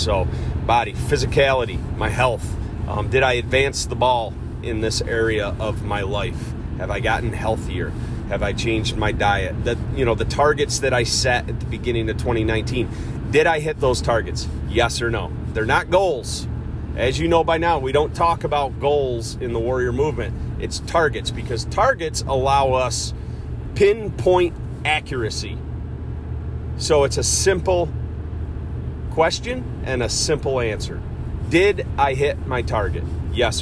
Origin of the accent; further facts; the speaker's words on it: Cortland, New York, United States; Cortland, New York, my hometown